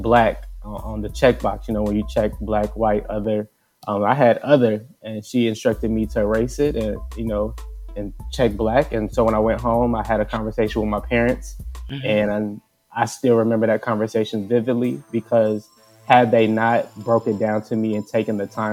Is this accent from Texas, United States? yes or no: yes; Mesquite, Texas, United States; moved away as an adult; also born or lived in Iowa; now in near Midtown Manhattan, United States; I grew up in Dallas, Texas, in Mesquite, to be exact